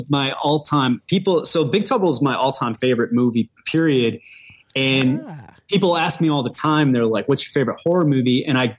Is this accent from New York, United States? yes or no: no; Detroit, Michigan, United States; I'm from Detroit